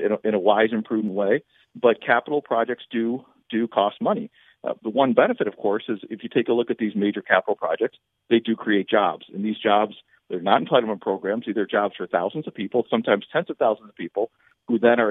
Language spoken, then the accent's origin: English; Western New York, United States; I'm from Western New York